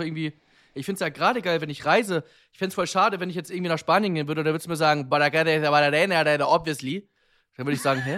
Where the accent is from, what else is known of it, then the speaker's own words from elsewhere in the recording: Germany; wir Deutschen